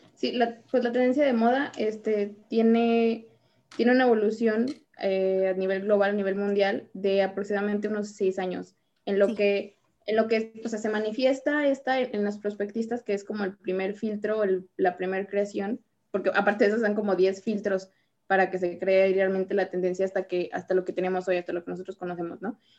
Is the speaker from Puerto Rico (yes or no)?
no; Mexico; aquí en, México